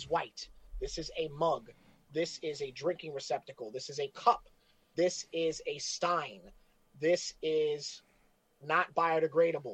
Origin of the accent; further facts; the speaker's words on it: New York City, New York, United States; I'm from New York City. I'm from the Lower East Side